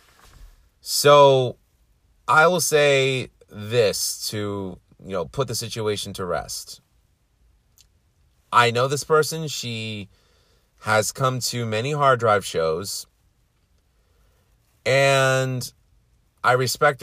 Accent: New York City, New York, United States; I'm from Queens.

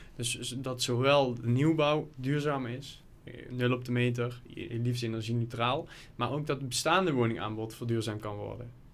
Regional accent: Lottum, Limburg, Netherlands; ik kom zelf uit Lottum, klein dorp in de gemeente Horsen de Maas.

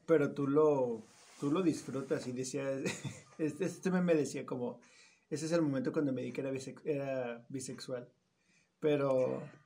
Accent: Mexico; de aquí de México

